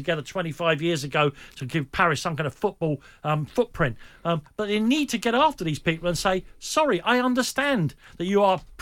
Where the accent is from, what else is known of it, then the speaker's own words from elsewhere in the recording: London, United Kingdom; a stadium that literally cast a shadow over my house when I was growing up